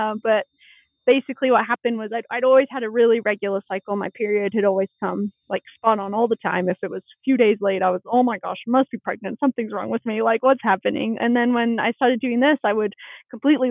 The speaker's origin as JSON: {"language": "English", "area": "East Bay", "region": "California", "country": "United States", "tie": "born or raised there", "also_born_or_lived": "Colorado Springs / Sittard, Netherlands", "moved": "as an adult", "lives_now": "Colorado, United States", "said": "I grew up in the East Bay"}